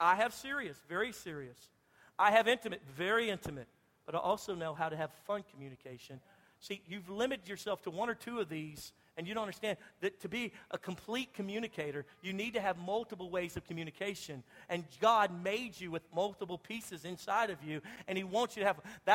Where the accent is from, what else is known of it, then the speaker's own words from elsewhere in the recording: Louisiana, United States; I'm from Louisiana. We love to fish.